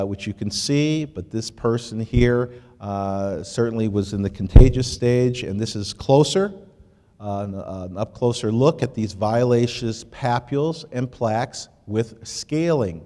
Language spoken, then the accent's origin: English; Detroit, Michigan, United States; I was born and raised in Detroit